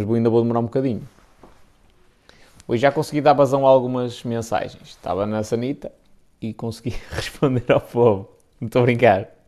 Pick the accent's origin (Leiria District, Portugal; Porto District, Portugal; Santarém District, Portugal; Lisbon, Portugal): Porto District, Portugal; Baltar; Sou de Baltar, mais, mas mais dois meses e mudo-me para aí.